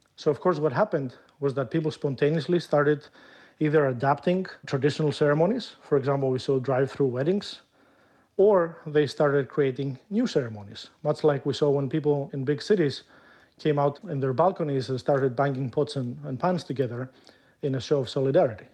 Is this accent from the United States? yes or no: no; Greece; moved away as an adult; my home country, which is Greece